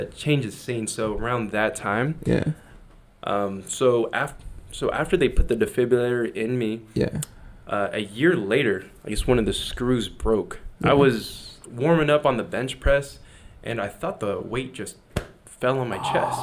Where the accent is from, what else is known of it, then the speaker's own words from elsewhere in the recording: United States; as an American.